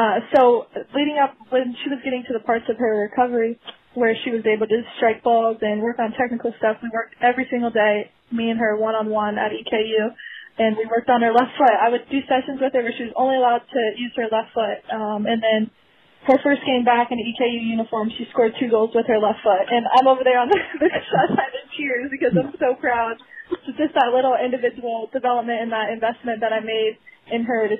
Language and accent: English; Tampa, Florida, United States; I was born in Tampa, raised in Tampa my whole life